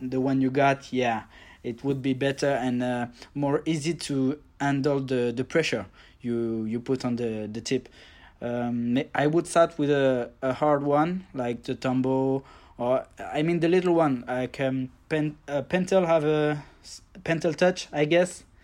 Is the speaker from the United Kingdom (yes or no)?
no; France; from France. I'm just near Paris.